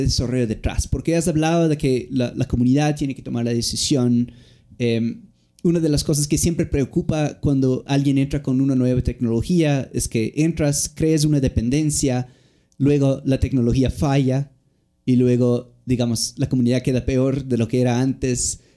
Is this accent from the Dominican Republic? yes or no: no; United States; moved away; somos estudiantes mimados gringos